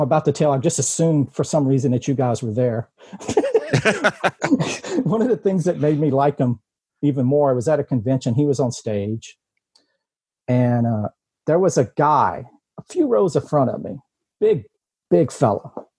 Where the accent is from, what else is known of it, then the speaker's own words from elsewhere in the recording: Lake Charles, Louisiana, United States; I'm from Lake Charles. Self-employed, own Paper Heroes in Lake Charles, a comic book gaming store.